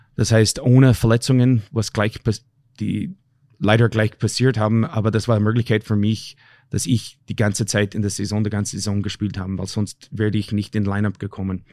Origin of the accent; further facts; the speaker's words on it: Canada; moved away; also born or lived in Austria; ich bin ein Kanadier